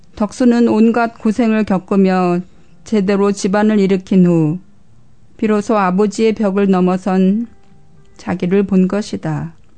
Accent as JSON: {"language": "Korean", "country": "South Korea", "tie": "born or raised there", "moved": "yes", "said": "이곳에 사는 저희들은 모두 태어난 나라를 떠나 살고 있는 사람들이잖아요"}